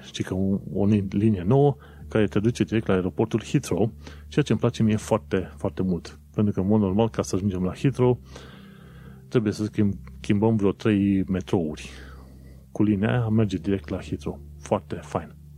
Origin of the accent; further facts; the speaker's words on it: Romania; moved away as an adult; now in London, United Kingdom; pentru mine, ca român, venind în, în UK